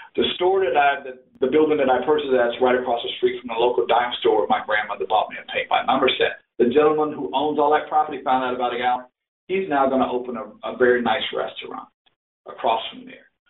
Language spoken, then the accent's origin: English; Quincy, Florida, United States; now in Kansas City, United States; I grew up in that area, and it's a nice art center in my hometown, Quincy, now